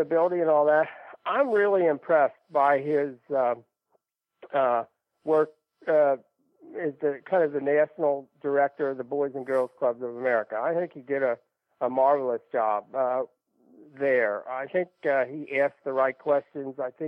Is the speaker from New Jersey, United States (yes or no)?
no; Kentucky, United States; growing up in Kentucky, kind of an SEC guy